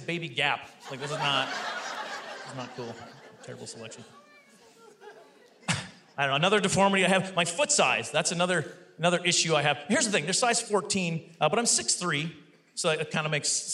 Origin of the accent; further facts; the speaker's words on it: Canada; I'm Canadian